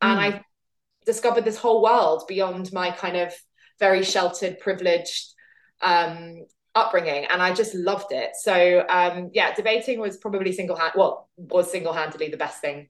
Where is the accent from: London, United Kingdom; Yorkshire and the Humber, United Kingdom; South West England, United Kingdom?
London, United Kingdom; I grew up in Southwest London